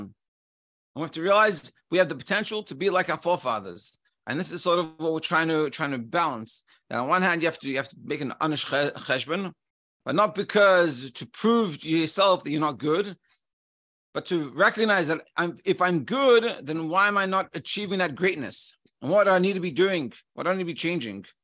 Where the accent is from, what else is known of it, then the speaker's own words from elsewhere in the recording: Melbourne, Victoria, Australia; when I grew up in Melbourne, you just, everyone knows each other